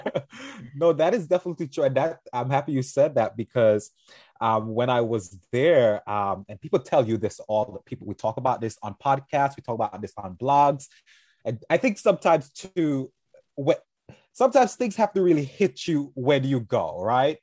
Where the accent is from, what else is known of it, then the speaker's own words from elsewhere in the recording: St. Vincent & Grenadines; now in New York, United States; I'm originally from Saint Vincent-Anne de Grenadines, a beautiful island in the Caribbean.